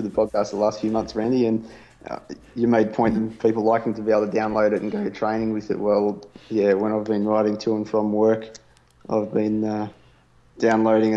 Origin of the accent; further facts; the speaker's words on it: Australia; accent: Australian; my Australian accent